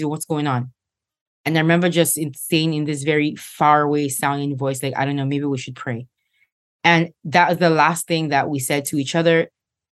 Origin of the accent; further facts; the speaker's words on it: Nigeria; moved away; back in Nigeria, my home country. I was a senior in high school at the time